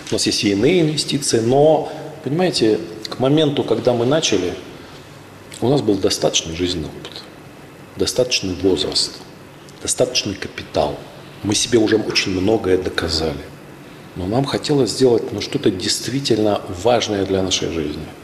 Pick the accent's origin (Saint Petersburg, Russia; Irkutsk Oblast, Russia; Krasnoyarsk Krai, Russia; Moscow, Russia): Krasnoyarsk Krai, Russia; Krasnoyarsk; also born or lived in Novosibirsk; в городе Красноярске, в нашем родном я сам родился в Новосибирске, более того, в городке, но мои родители из Красноярска.